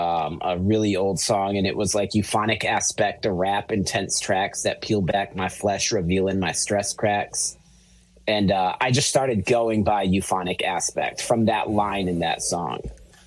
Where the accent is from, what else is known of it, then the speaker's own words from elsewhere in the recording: Springfield, Massachusetts, United States; now in California, United States; my hometown of Springfield, Massachusetts